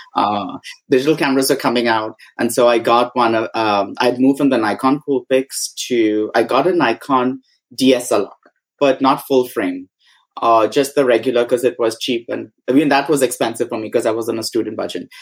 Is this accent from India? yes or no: yes; Mumbai, Maharashtra, India; moved away as an adult; also born or lived in Goa; now in United States; we had gone to Bombay where I was born and brought up.